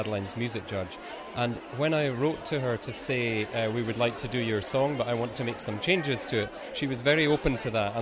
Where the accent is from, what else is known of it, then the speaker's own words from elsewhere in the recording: Scotland, United Kingdom; we're from Scotland